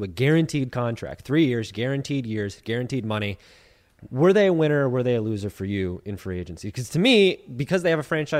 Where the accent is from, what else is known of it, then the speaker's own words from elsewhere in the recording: Minnesota, United States; But for basically all my life, I grew up in Minnesota.